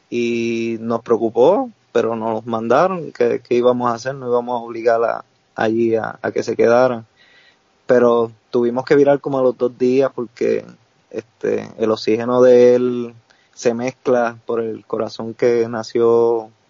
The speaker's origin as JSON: {"language": "Spanish", "town": "Salinas", "country": "Puerto Rico", "moved": "as an adult", "lives_now": "Philadelphia, United States", "said": "soy de Salinas y allá es campo"}